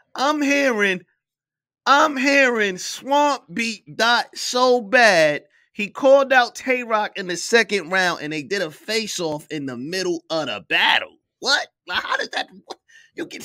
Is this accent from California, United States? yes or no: no; New York, United States; I'm from New York.